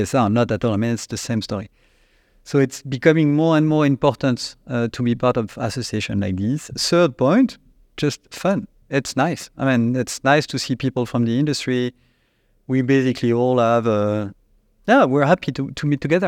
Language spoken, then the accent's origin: English; Annecy, Auvergne-Rhône-Alpes, France; born or raised there; accent: French; English is a second language; also born or lived in China